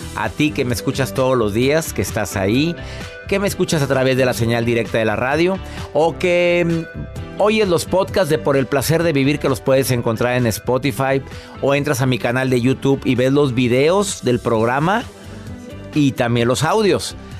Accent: Monterrey, Nuevo León, Mexico; mi ciudad natal es Monterrey, Nuevo León

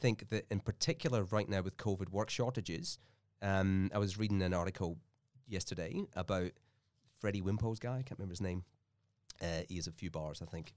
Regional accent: Scotland, United Kingdom; also born or lived in Melbourne, Australia; now in Australia; had this classic immigrant dilemma where we're both from Scotland and we're, like, over here

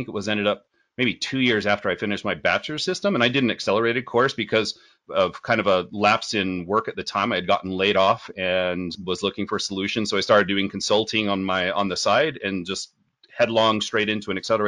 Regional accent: Utah, United States; Born and raised in Utah. And have lived here most of my life.

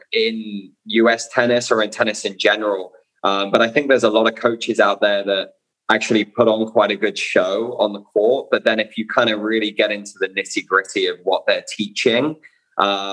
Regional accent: Bournemouth, South West England, United Kingdom; I'm from Bournemouth in the UK.

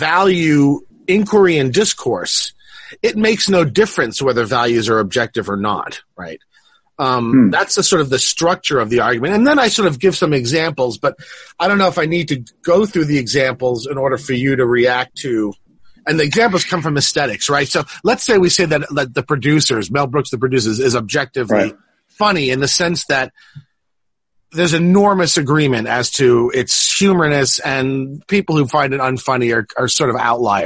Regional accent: Italy; growing up in Italy

